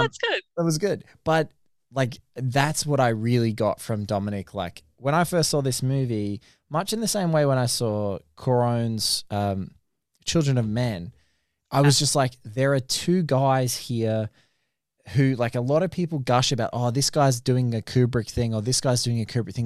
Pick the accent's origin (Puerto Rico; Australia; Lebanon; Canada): Australia; speaking as an Australian